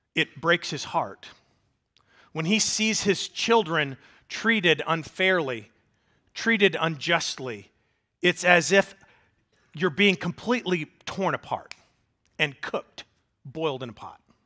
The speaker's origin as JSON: {"language": "English", "town": "Springfield", "region": "Missouri", "country": "United States", "tie": "born or raised there", "also_born_or_lived": "Mobile, Alabama", "said": "I was raised in Springfield, Missouri, 'cause I moved there in, when I was two"}